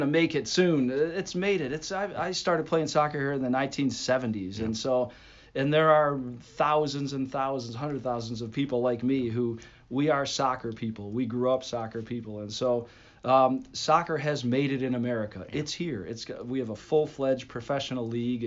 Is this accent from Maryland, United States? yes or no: no; North Olmsted, Ohio, United States; I grew up in North Olmsted in the 70s